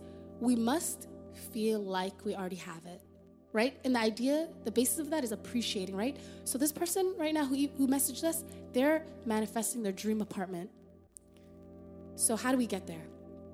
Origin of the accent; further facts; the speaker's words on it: Canada; moved away as an adult; now in United States; we're Canadian artists living in the U.S. on a visa